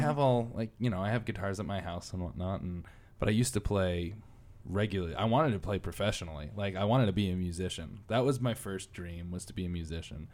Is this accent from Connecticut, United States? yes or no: yes; Connecticut, United States; I'm from Connecticut